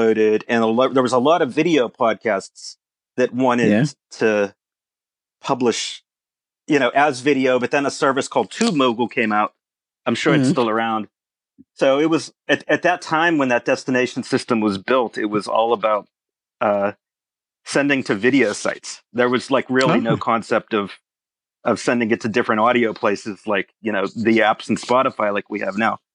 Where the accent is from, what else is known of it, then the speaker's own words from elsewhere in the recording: Pittsburgh, Pennsylvania, United States; I'm from Pittsburgh, Pennsylvania.